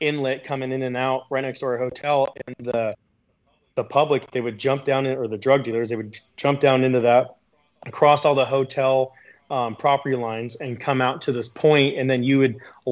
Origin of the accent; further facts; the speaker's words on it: Seattle, Washington, United States; I'm from Seattle